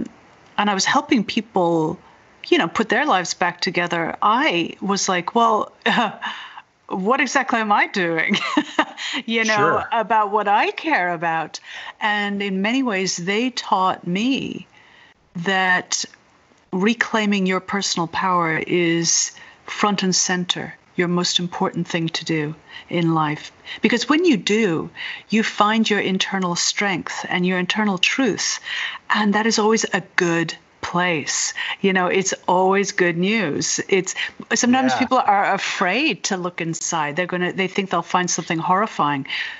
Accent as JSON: {"language": "English", "country": "Ireland", "lives_now": "Berkeley, United States", "said": "I'm originally from Ireland, but I grew up all over the world, and now I live in Berkeley, California."}